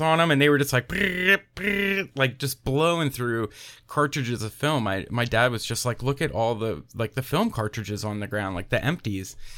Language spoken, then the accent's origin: English; Pennsylvania, United States; moved away as an adult; also born or lived in Philadelphia; now in Tennessee, United States; I'm originally from Pennsylvania